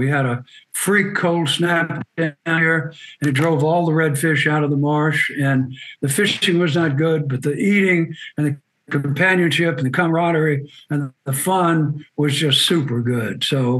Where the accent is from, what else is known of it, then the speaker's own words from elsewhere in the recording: Birmingham, Alabama, United States; also born or lived in Jacksonville, Florida / Nova Scotia, Canada; now in Ocean Springs, United States; I was born in Jacksonville, Florida, and then my father took another job, moved to Birmingham, Alabama, when I was about six. And so I was mostly raised in Birmingham.